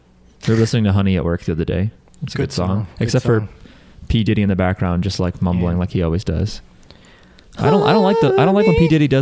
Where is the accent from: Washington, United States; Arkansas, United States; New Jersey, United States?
New Jersey, United States; I'm from New Jersey.